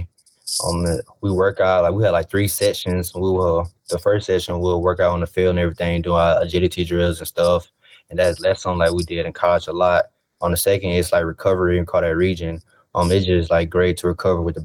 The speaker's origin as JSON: {"language": "English", "town": "Mobile", "region": "Alabama", "country": "United States", "tie": "born or raised there", "said": "playing the Senior Bowl in my hometown, just watching it growing up as a little kid"}